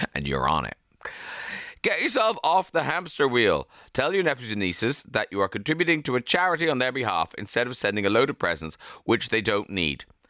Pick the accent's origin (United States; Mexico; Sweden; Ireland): Ireland; We're such an Irish family.